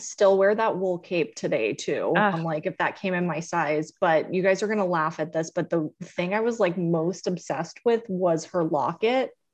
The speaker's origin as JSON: {"language": "English", "town": "Fort Lauderdale", "region": "Florida", "country": "United States", "tie": "born or raised there", "said": "I grew up in Fort Lauderdale, Florida"}